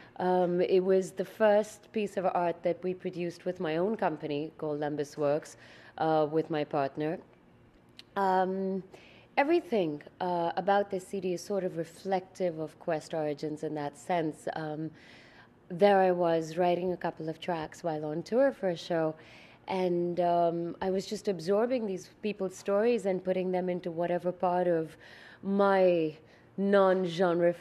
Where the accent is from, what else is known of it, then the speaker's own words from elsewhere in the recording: India; now in Montreal, Canada; I'm Indian